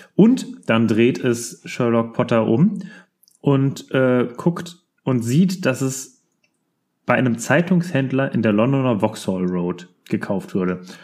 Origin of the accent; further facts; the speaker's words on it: Rödermark, Hesse, Germany; wir kommen ja aus Rödermark. Und bei uns gab es mal, ähm, eine Kinderspielstadt